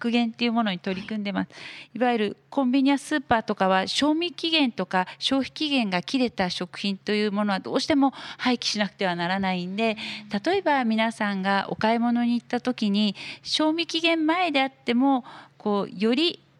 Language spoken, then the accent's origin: Japanese; Yamanashi, Japan; 私自身の地元は山梨県にあるんですけれども